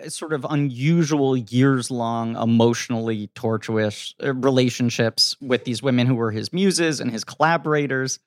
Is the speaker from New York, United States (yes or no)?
yes; New York City, New York, United States; as a kid growing up in New York City